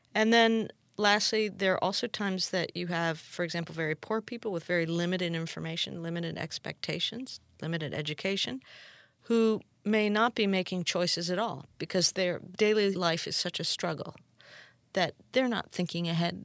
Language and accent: English; Peru; I'm from Peru